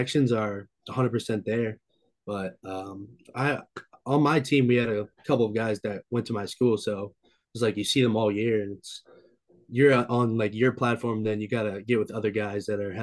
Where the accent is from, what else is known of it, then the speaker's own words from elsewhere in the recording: North Olmsted, Ohio, United States; I attend St. Ignatius High School in Cleveland, Ohio, and I'm from North Olmsted, Ohio. I live in North Olmsted, Ohio